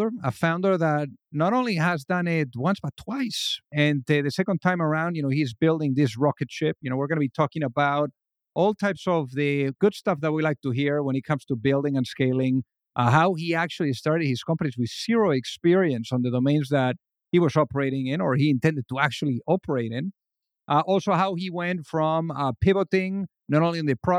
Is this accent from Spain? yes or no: yes; Spain; now in United States; from where I came from Spain